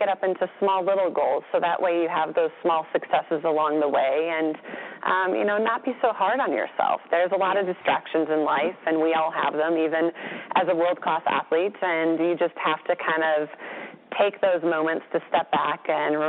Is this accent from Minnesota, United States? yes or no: yes; Minnesota, United States; We had a milkman growing up in Minnesota